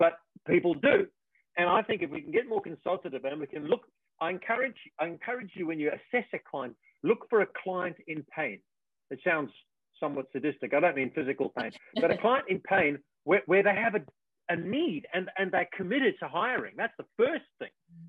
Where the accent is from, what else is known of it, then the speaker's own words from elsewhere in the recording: Australia; I'm from Australia